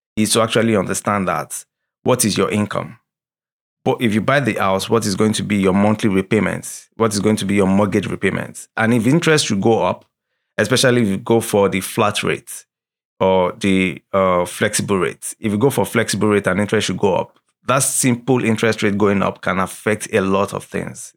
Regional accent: Nigeria; moved away as an adult; now in Canada; we are from the Nigerian origin

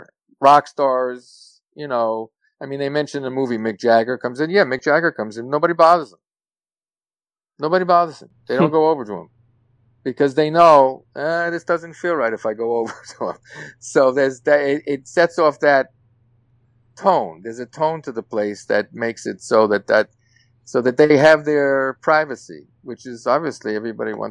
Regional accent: New York City, New York, United States; I'm from New York City, and I grew up in New York City

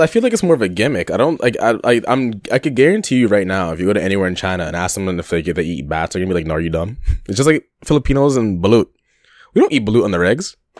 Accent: Toronto, Ontario, Canada; a Canadian man from Toronto, living in Toronto

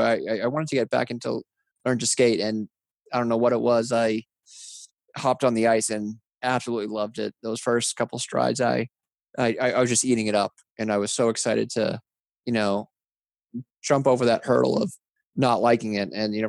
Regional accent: Massachusetts, United States; Absolutely. You know, growing up, I was, you know, normal neighborhood, riding bikes, wiffle ball in the summer and spring, street hockey year round, skating on the ponds.

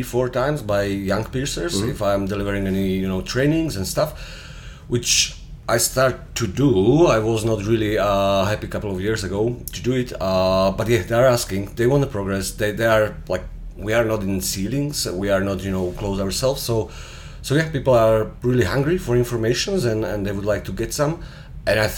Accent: Slovakia; I'm from Slovakia, based in Bratislava

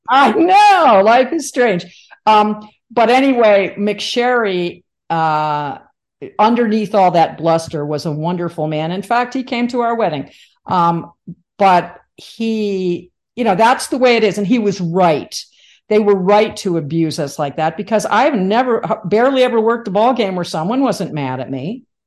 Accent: Livingston, New Jersey, United States; also born or lived in Michigan; I was born in Michigan, but I, I did move to Jersey as a, as a two year old. So I grew up in New Jersey

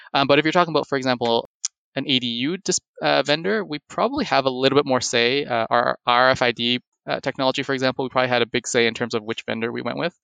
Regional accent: Toronto, Ontario, Canada; also born or lived in Hamilton, Canada; am born and raised in Toronto, in Canada

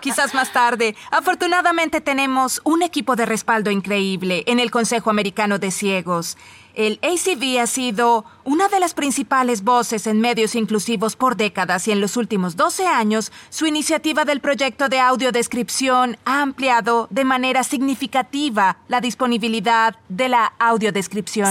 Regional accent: Woodland, California, United States; somos de la misma ciudad, Woodland, California.

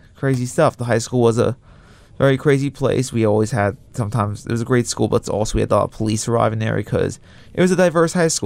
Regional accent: Long Beach, New York, United States; I'm from Long Beach, which is around the water too

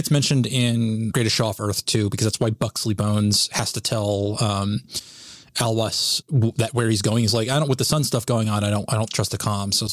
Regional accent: the South, United States; I had to say it as a Southerner, okay?

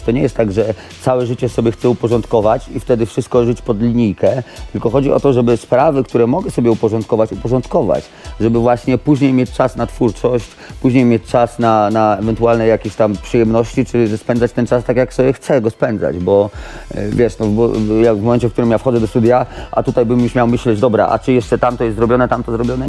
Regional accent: Radom, Masovian Voivodeship, Poland; też jestem z Radomia

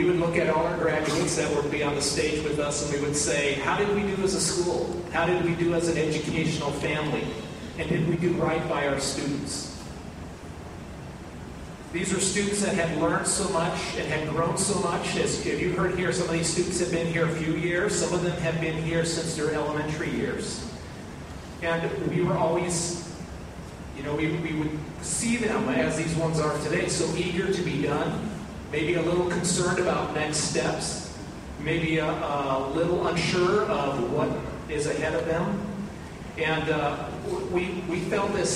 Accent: Pacific Northwest, United States; moved away as an adult; also born or lived in Washington; now in Kentucky, United States; I'm from the Pacific Northwest

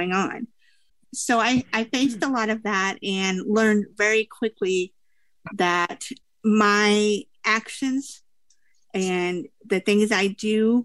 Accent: Des Moines, Iowa, United States; I am from Des Moines, Iowa

